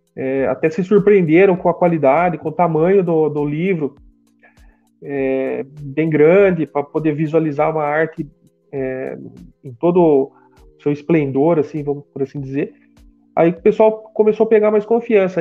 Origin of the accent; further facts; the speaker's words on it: Brazil; a gente é do Brasil